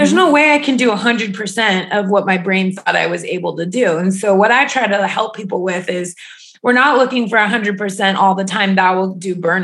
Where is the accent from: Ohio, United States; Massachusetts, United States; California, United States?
Ohio, United States; I grew up in Ohio.